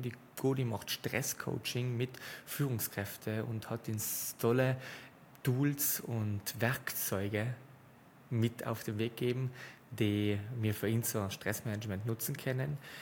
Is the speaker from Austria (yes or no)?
no; South Tyrol, Trentino-Alto Adige, Italy; accent: South Tyrolean; unserem Südtiroler Dialekt